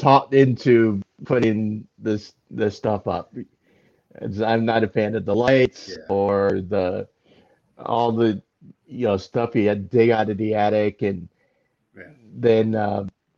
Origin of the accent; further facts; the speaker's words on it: Raleigh, North Carolina, United States; my hometown in Raleigh